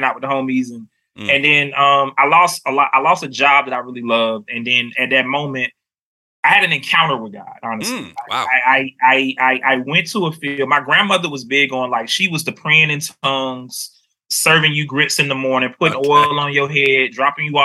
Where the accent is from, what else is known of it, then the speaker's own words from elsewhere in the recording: Miami, Florida, United States; moved away as an adult; now in North Carolina, United States; I'm from Miami, Florida